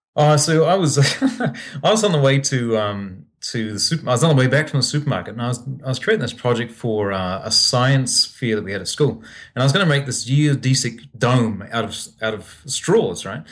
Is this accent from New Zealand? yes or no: yes; New Zealand; now in Kamakura, Japan; being a kid growing up in New Zealand